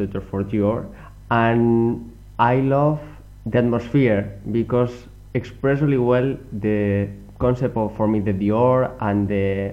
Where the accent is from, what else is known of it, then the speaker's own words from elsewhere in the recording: Spain; English is a second language; now in France; I'm from Spain and I all the time working here.